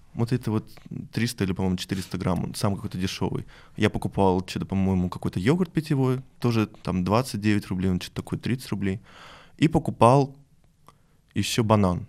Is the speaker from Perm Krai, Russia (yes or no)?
yes; Perm, Perm Krai, Russia; я из Перми